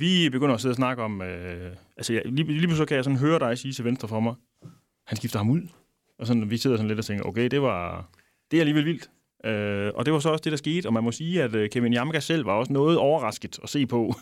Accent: Denmark; vi er jo danskere

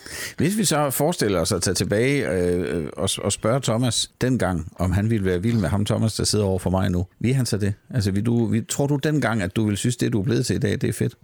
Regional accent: Southern Jutland, Southern Denmark, Denmark; now in Copenhagen, Denmark

